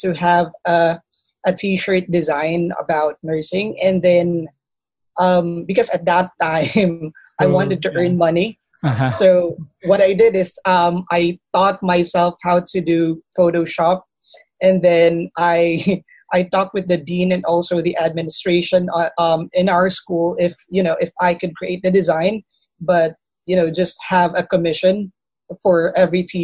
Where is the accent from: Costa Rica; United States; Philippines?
Philippines; growing up here in the Philippines